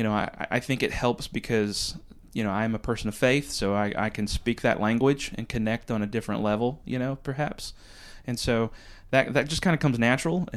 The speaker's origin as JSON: {"language": "English", "region": "Western North Carolina", "country": "United States", "also_born_or_lived": "New York City, United States", "moved": "yes", "lives_now": "North Myrtle Beach, United States", "said": "I'm from Western North Carolina"}